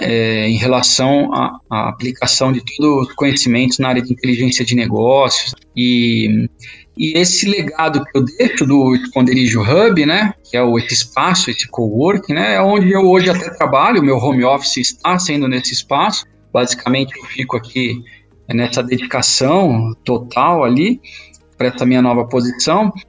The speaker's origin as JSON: {"language": "Portuguese", "region": "São Paulo", "country": "Brazil", "tie": "born or raised there", "said": "nasci na Zona Leste"}